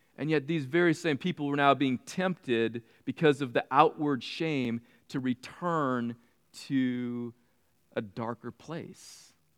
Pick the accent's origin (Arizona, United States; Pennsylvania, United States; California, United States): California, United States; Mean streets of red in California. It was a cow town.